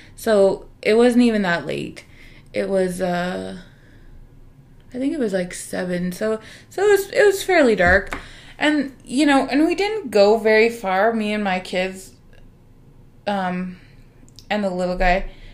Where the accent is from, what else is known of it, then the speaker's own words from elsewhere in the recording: Canada; we're Canadian